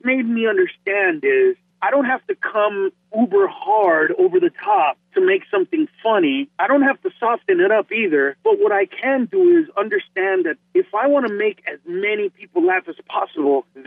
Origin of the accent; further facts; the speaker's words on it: Honduras; now in Los Angeles, United States; I'm from Honduras, I'm not Mexican.